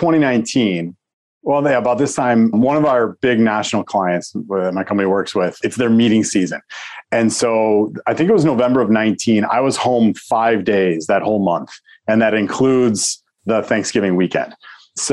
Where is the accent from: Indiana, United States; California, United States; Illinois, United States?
Illinois, United States; Crystal Lake; I grew up in Crystal Lake, Illinois